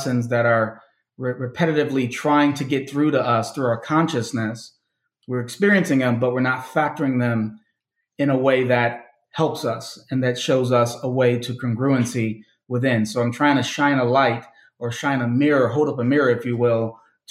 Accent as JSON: {"language": "English", "town": "Chicago", "region": "Illinois", "country": "United States", "tie": "born or raised there", "said": "I was born and raised in Chicago, south suburbs, well, south side of the city, and then the suburbs"}